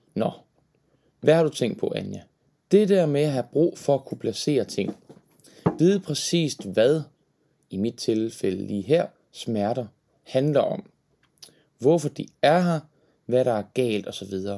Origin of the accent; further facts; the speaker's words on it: Horsens, Central Denmark Region, Denmark; Og jeg er jo fra Horsens oprindeligt, født og opvokset.